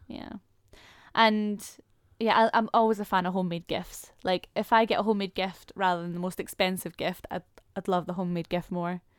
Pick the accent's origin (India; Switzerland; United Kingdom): United Kingdom; Scotland; accent: Scottish; my Scottish accent is slowly coming through